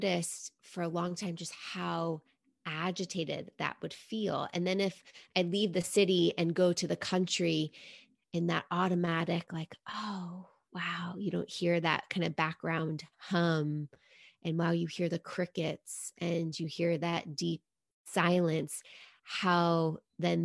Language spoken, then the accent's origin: English; New York City, New York, United States; growing up in New York City